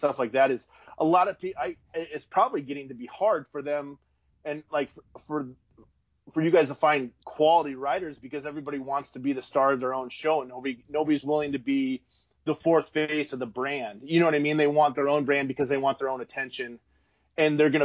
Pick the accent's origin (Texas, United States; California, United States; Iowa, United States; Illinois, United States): Iowa, United States; I'm from Iowa. We have cornfields and like seven hills